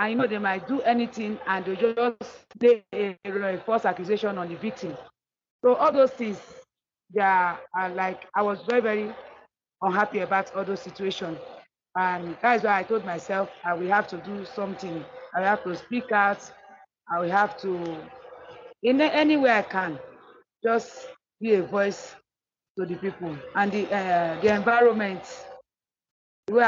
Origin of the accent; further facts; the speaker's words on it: Delta, Nigeria; I'm from Delta State.